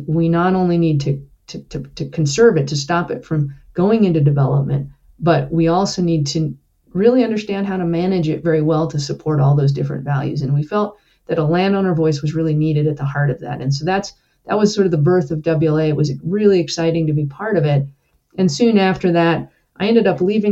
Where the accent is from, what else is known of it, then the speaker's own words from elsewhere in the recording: northern New Mexico, United States; I grew up in the mountains of northern New Mexico and spent a good part of my childhood living in a tiny forest inholding in the Santa Fe National Forest.